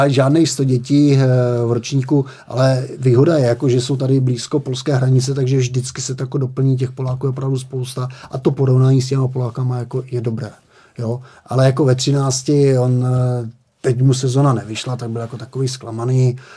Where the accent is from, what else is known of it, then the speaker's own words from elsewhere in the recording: Moravian-Silesian Region, Czechia; já jsem z Moravskoslezského kraje